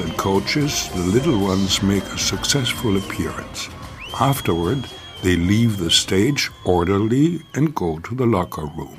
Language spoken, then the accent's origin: English; United States; moved away as an adult; now in Germany; I was born in the U.S., born and raised in the U.S.